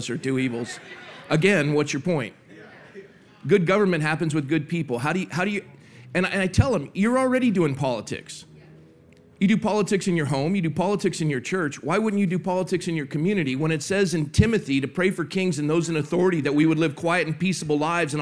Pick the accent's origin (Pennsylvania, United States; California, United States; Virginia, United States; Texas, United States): California, United States; Coronado; I was born and raised in Coronado, California